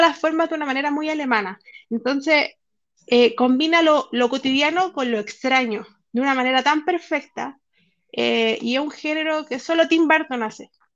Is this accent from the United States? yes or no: no; Chile; nuestro movimiento aquí en Chile